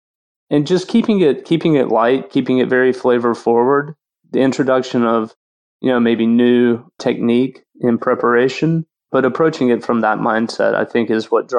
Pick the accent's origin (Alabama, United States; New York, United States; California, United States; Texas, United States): Alabama, United States; South; moved away as an adult; now in New Orleans, United States; I was born in South Alabama. So Southern food has always been a huge part of my personal kind of journey into cooking. I was fortunate enough, my grandparents had a large farm